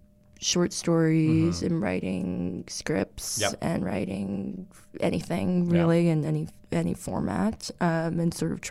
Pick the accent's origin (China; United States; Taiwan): United States; Red Bank, New Jersey; moved away; also born or lived in New York / Los Angeles; I was born in New York, mm-hmm. and I was raised in New Jersey, in Red Bank, which is like an hour and 15 minutes from Manhattan.